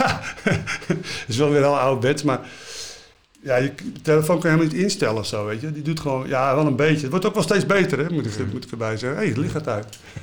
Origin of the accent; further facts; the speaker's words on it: IJmuiden, North Holland, Netherlands; ik kom uit Amuiden en ik vond het in Amuiden veel leuker